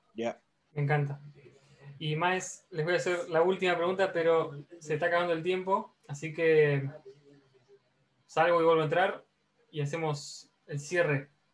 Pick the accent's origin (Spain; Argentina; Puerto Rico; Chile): Argentina; soy argentino